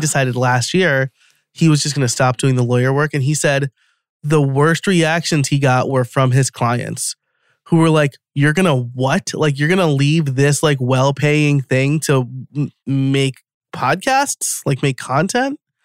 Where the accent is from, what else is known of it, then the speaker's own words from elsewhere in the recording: New York, United States; moved away as an adult; now in outside Philadelphia, United States; I am from New York, an hour north of the city, which is not upstate